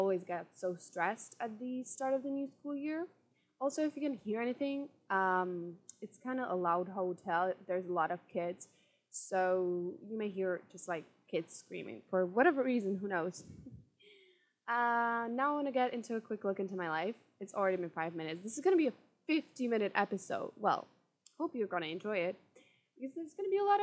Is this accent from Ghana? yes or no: no; Czechia; I'm from Czech Republic